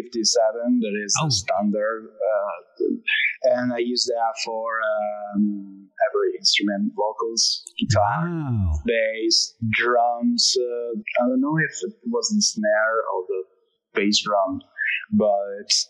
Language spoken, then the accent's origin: English; Italy; English is a second language; because I'm Italian, so my accent is just changing every word.